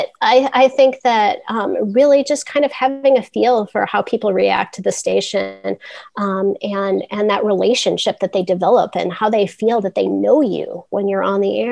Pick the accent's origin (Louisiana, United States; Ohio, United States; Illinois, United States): Illinois, United States; North Central; also born or lived in Lafayette; now in Chicago, United States; I grew up in North Central Illinois, and I went to college in the suburbs.